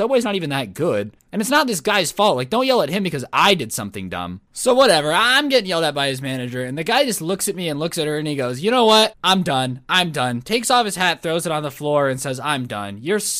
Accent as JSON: {"language": "English", "country": "South Korea", "second_language": "English", "moved": "yes", "said": "I'm here for the summer since I'm from Korea."}